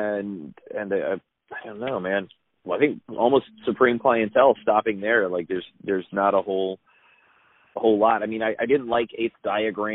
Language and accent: English; Germany; I grew up in Germany.